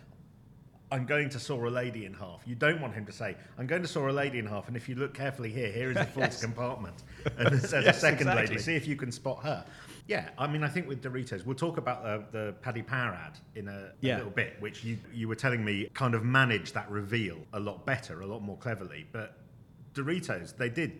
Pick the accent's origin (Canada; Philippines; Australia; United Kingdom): United Kingdom; we are two Brits of a certain age